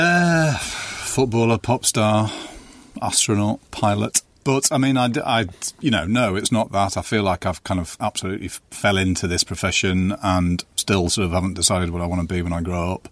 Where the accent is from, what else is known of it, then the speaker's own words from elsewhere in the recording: North East England, United Kingdom; I felt like I was from the Northeast